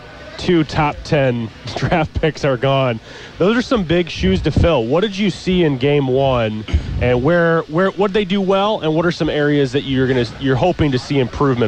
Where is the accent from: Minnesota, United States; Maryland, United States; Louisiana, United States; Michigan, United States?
Michigan, United States; I grew up in Michigan